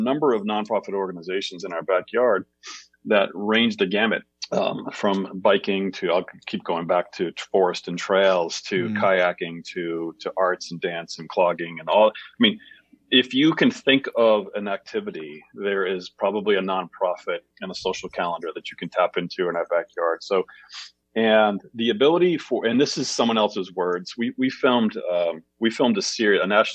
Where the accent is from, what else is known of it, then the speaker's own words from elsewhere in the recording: Bangor, Maine, United States; also born or lived in Portland, Maine / Lewiston, Maine; I grew up in Bangor